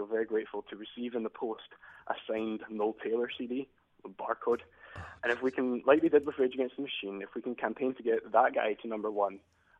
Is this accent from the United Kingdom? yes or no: yes; Glasgow, Scotland, United Kingdom; I'm a Glaswegian.